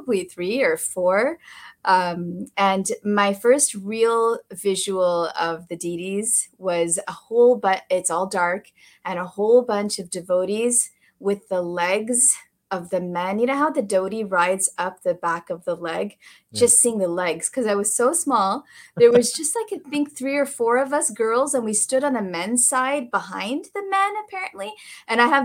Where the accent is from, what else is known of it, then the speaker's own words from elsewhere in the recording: Chicago, Illinois, United States; also born or lived in California; now in Texas, United States; I was born in Chicago in the late 70s